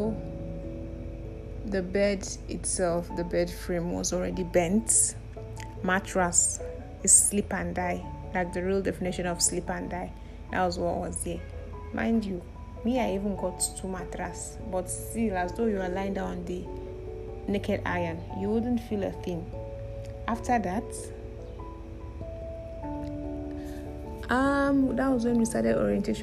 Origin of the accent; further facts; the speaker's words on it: Kogi, Nigeria; I'm from Kogi State